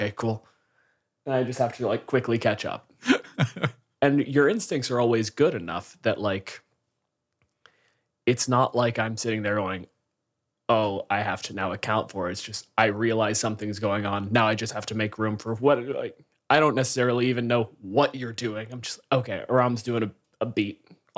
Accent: Canada

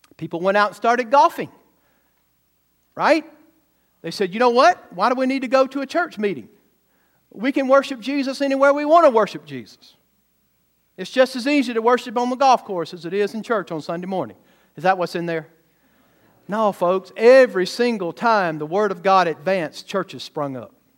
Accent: the South, United States; now in Missouri, United States; I grew up in the South

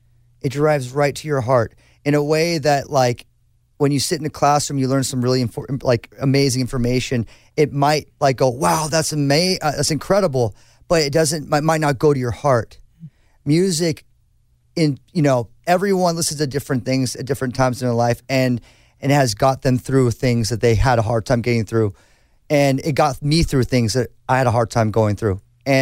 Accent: Newport Beach, California, United States; I grew up in Newport Beach. It's actually quite conservative. It's a beautiful place.

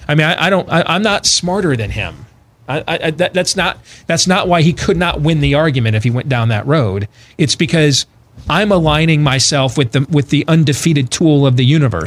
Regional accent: Iowa, United States; my home state of Iowa

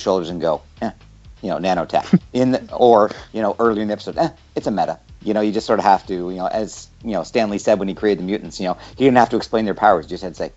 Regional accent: Canada; growing up in Canada

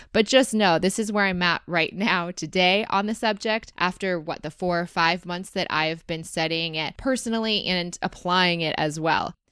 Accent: Rochester, Michigan, United States; growing up in Rochester, Michigan

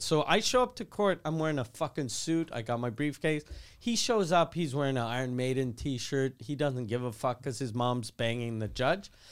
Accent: Quebec City, Quebec, Canada; I grew up in Quebec City

